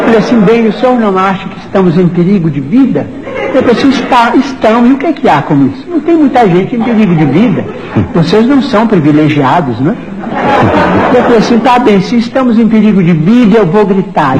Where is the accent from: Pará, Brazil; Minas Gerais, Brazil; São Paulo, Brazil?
Minas Gerais, Brazil; Pedro Leopoldo; now in Uberaba, Brazil; Pedro Leopoldo, a terra onde nasci